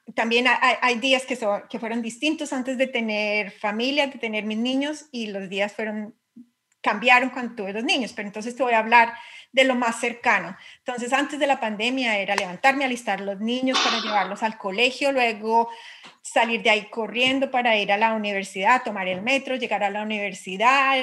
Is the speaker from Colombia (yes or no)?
yes; Colombia; accent: Colombian; moved away as an adult; now in England, United Kingdom; soy física, soy colombiana